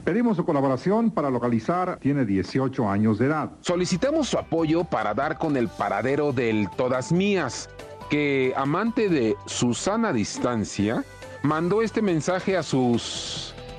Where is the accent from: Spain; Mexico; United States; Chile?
Mexico; como somos los mexicanos